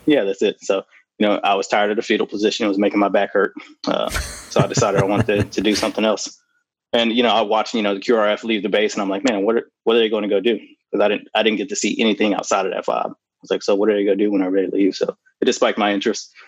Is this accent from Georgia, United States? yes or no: no; Oklahoma, United States; I actually grew up near uh, Fort Sill in Oklahoma